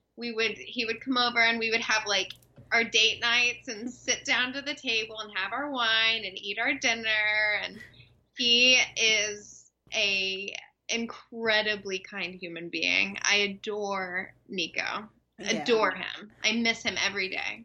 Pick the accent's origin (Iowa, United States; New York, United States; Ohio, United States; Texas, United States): Texas, United States; Dallas/Fort Worth; moved away; I grew up in Texas.